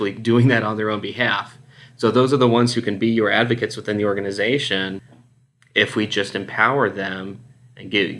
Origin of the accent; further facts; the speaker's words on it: Houston, Texas, United States; accent: Texas; moved away as an adult; also born or lived in Dallas, Texas; now in Phoenix, United States; Spent all my formidable years growing up in the Houston area, and I'd been out in the Dallas area for about 8 years, but I'm currently in Phoenix, Arizona.